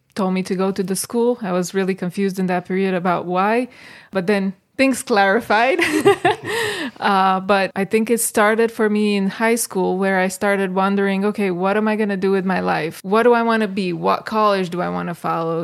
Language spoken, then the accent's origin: English; Bucharest, Romania; moved away as an adult; also born or lived in Michigan, United States; now in Greece; from Bucharest, uh, got married to John, moved here in Michigan